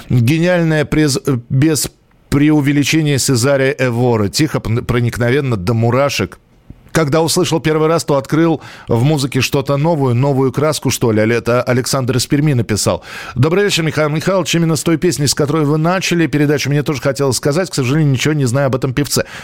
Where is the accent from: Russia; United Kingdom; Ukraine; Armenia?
Armenia; Э, я армянин, но голос … один из лучших.